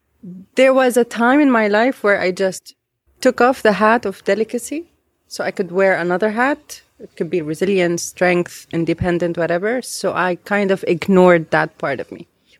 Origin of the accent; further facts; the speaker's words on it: Beirut, Beirut Governorate, Lebanon; because I was raised here in Beirut.